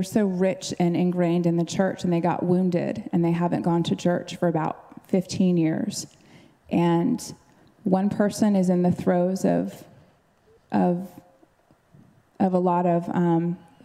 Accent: Alaska, United States; moved away as an adult; we hadn't been home to Alaska since we moved here, full of Holy Spirit, mature in Jesus. We hadn't been to where we met, my hometown

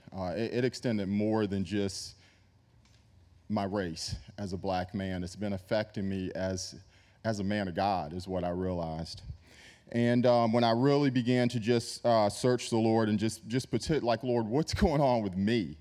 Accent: New York, United States; I grew up in New York

